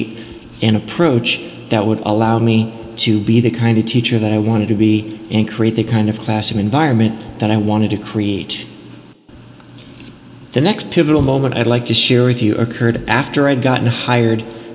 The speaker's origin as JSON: {"language": "English", "town": "Los Angeles", "region": "California", "country": "United States", "tie": "born or raised there", "also_born_or_lived": "Charlottesville, Virginia", "moved": "as an adult", "said": "I was born and raised in Los Angeles in the neighborhood of Westwood, and I grew up just a few blocks from UCLA"}